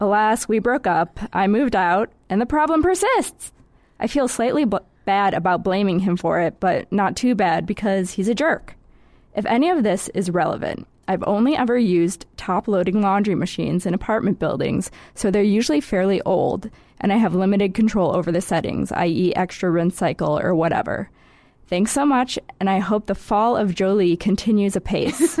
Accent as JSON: {"language": "English", "region": "Midwest", "country": "United States", "moved": "yes", "said": "I'm from the Midwest"}